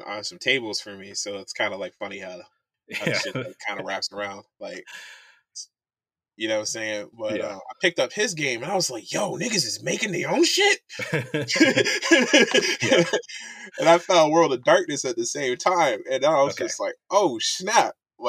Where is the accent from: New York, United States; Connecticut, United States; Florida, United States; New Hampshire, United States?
Connecticut, United States; moved away; also born or lived in Virginia / Montana; I'm from Connecticut, but I've been all over the place. I spent a good chunk of my teenage years in Virginia.